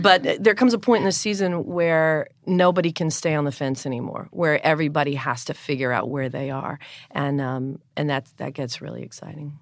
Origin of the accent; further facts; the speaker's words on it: North Carolina, United States; I'm from the South. I'm from North Carolina.